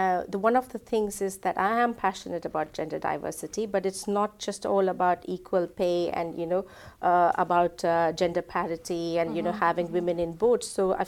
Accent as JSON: {"language": "English", "country": "India", "moved": "as an adult", "lives_now": "England", "said": "I'm originally from India, so I moved to England 17 years before."}